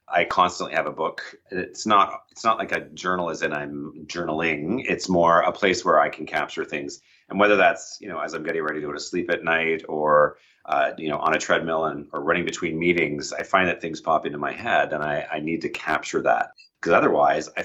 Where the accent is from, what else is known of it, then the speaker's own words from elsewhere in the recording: Prince Edward Island, Canada; now in Toronto, Canada; that is my hometown